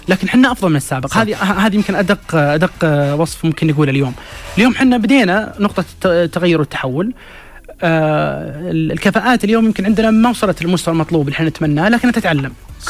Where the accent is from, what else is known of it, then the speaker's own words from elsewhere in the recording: Saudi Arabia; عندنا في السعودية